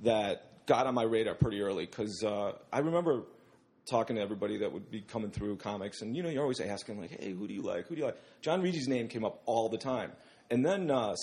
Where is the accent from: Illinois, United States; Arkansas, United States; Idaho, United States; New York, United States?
Illinois, United States; Bensenville; moved away; I grew up in Bensonville